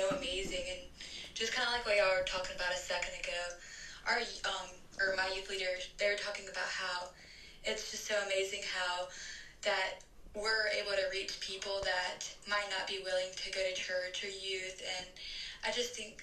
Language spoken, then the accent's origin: English; Estill, South Carolina, United States; I'm from Estill, South Carolina, and I'm a senior at a small